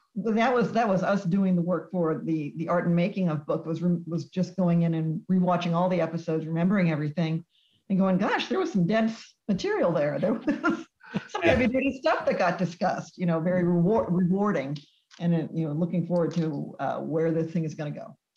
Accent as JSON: {"language": "English", "region": "Texas", "country": "United States", "tie": "born or raised there", "said": "I grew up in Texas"}